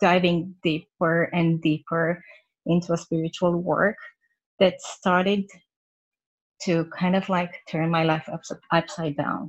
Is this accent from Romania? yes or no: yes; Romania; moved away as an adult; now in Vancouver, Canada; I live in Vancouver in Canada. I'm originally from Romania. We moved here about 2 years ago with my family.